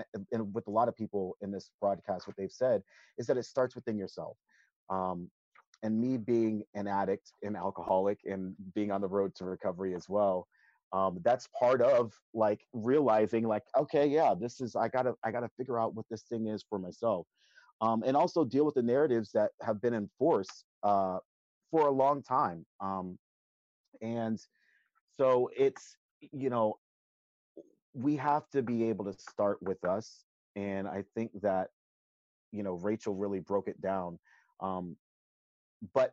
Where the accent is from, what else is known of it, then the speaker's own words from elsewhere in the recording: the South, United States; Growing up in the South